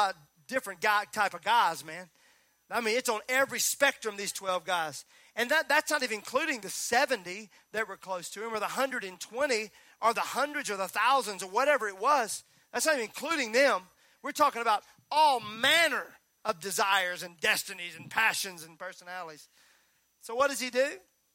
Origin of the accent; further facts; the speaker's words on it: Mississippi, United States; I'm from Mississippi